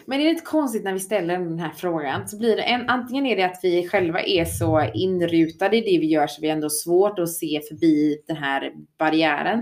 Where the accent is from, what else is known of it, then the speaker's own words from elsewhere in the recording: Sweden; vi svenskar